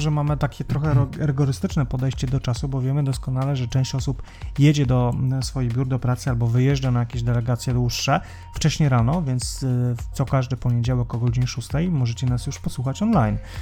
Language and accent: Polish; Białystok, Podlaskie Voivodeship, Poland; accent: Białystok; moved away; pochodzę z, e, ze stolicy Podlasia